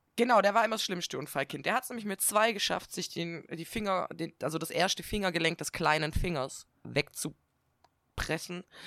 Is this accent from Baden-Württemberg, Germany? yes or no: yes; Swabia, Baden-Württemberg, Germany; accent: Swabian; now in Northern Germany, Germany; dann gehe ich wieder in dieses Schwäbeln zurück